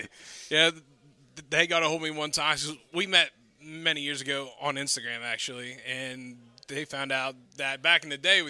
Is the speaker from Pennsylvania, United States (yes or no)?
yes; Central Pennsylvania, United States; I'm from the sticks of Central PA